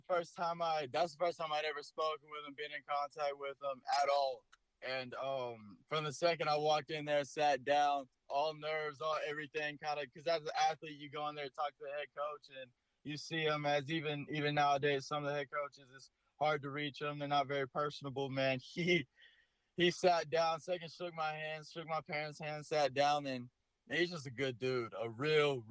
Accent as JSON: {"language": "English", "region": "Florida", "country": "United States", "tie": "born or raised there", "said": "growing up in Florida"}